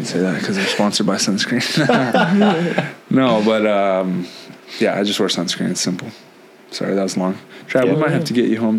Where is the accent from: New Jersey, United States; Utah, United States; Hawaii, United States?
Hawaii, United States; I grew up in Hawaii.